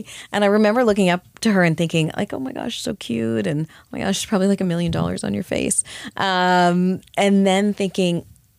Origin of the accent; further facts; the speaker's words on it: Canada; I grew up in Canada.